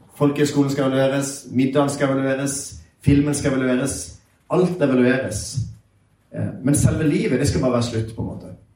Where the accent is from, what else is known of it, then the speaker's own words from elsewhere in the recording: Sørlandet, Norway; jeg er sørlending, så jeg prater litt seinere